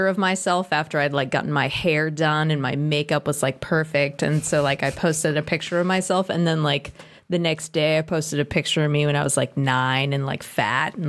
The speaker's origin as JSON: {"language": "English", "town": "Walpole", "region": "Massachusetts", "country": "United States", "tie": "born or raised there", "said": "We lived in the suburbs of Boston. Uh-huh. I'm from New England, Massachusetts"}